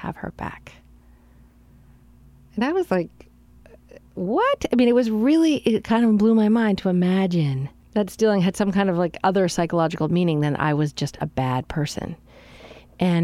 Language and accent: English; Canada; I grew up Anglican in Canada